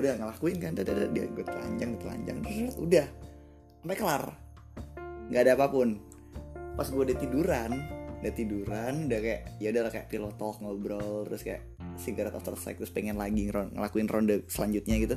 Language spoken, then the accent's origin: Indonesian; Jakarta, Indonesia; now in Malang, Indonesia; waktu dulu, waktu di Jakarta, sebelum pindah ke Malang. Iya, jadi asal gua Jakarta